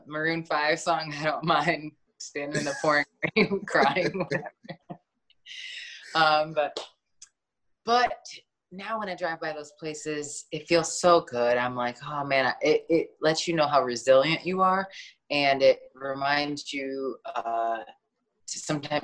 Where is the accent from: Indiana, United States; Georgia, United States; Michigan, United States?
Michigan, United States; moved away as an adult; also born or lived in Flint, Michigan; now in Los Angeles, United States; growing up in Michigan